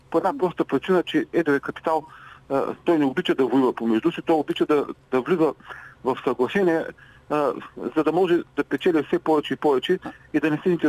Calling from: Ruse, Ruse Province, Bulgaria; от Русе.

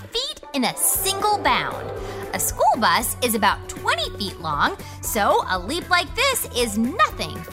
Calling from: Marietta, Georgia, United States; I live in Marietta, Georgia.

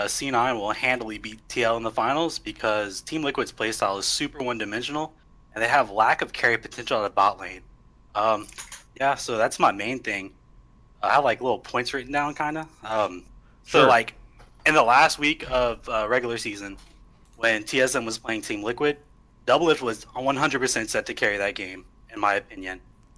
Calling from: New Orleans, Louisiana, United States; I'm calling from New Orleans, Louisiana.

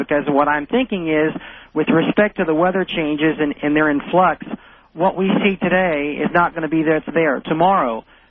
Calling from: San Diego, California, United States; I'm calling from San Diego.

